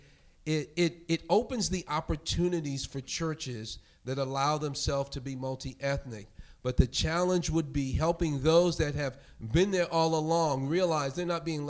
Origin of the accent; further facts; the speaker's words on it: New York City, New York, United States; moved away; also born or lived in Europe; growing up in New York, the minority in that most of the people in my church were from the Caribbean. My parents were from the rural South